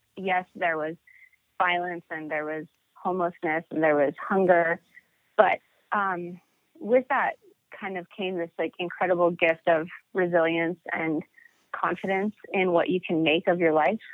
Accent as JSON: {"language": "English", "region": "Montana", "country": "United States", "tie": "born or raised there", "said": "I grew up in Montana"}